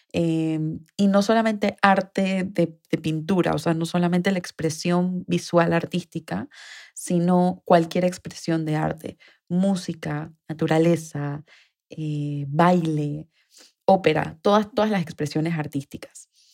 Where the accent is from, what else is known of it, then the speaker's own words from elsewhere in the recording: Panama; mi país, Panamá